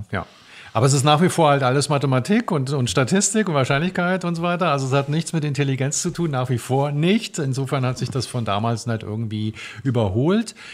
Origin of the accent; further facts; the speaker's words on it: Biedenkopf, Hesse, Germany; ich komme ja aus Biedenkopf